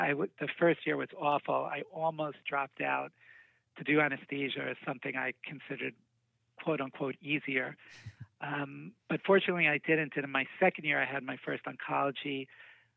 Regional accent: New York City, New York, United States; moved away as an adult; now in Houston, United States; I was born in the same hospital where I went to medical school, Mount Sinai in New York

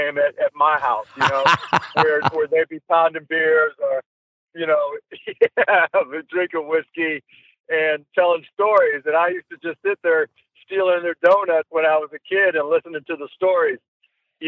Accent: Pittsburgh, Pennsylvania, United States; I was born in Squirrel Hill in Pittsburgh, and that's where my grandparents ended up. My dad, we moved to the South Hills from there.

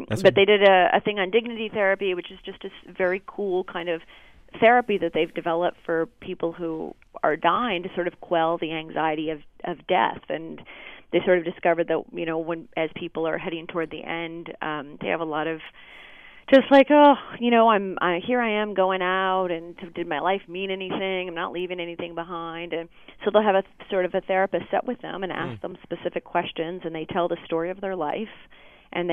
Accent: Kentucky, United States; moved away; also born or lived in Chicago / Stamford, Connecticut; I grew up in Kentucky, went to school in Chicago

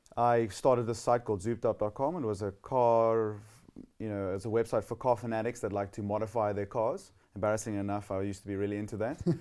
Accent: Somerset West, Western Cape, South Africa; also born or lived in Gordon's Bay; I grew up in Somerset West, about fifty-five kilometers out of Cape Town

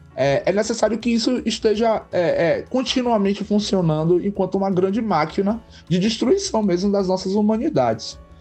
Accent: Santo Antônio de Jesus, Bahia, Brazil; also born or lived in Camaçari, Bahia; é nessa cidade, né, Santo Antônio de Jesus, que eu sempre vivi a minha vida e vivo até hoje

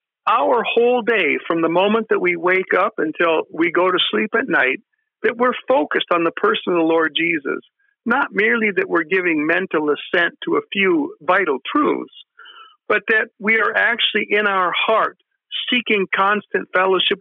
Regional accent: United States; We're spoiled in America. You know, we grew up here in America

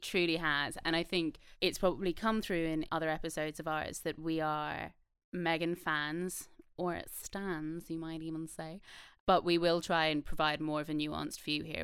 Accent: Ireland; I'm Irish, so I'm from a colonized country.

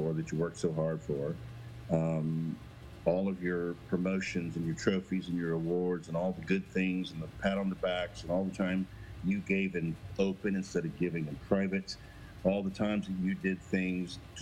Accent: Missouri, United States; moved away as an adult; also born or lived in Nashville; now in Bend, United States; I was born in Missouri, raised in Missouri

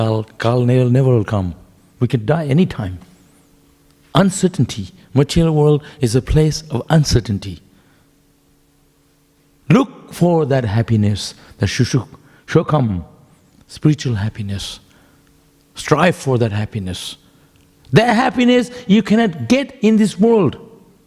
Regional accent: West Bengal, India; now in Melbourne, Australia; I grew up in Bengal

